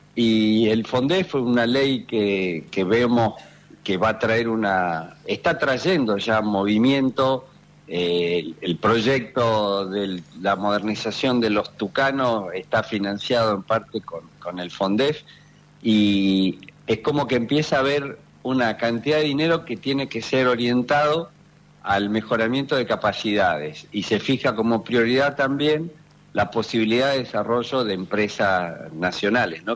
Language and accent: Spanish; Punta Alta, Buenos Aires Province, Argentina; moved away; also born or lived in Tandil; soy nativo de Punta Alta